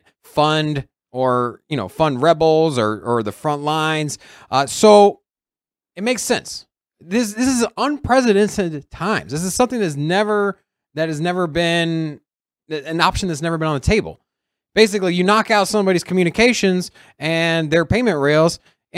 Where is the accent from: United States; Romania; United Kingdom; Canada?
United States; Virginia; I am from Virginia.